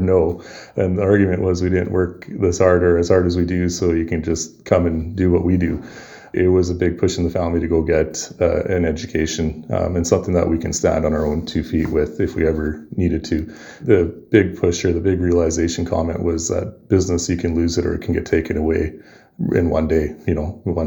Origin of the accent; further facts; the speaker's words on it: Alberta, Canada; growing up in Alberta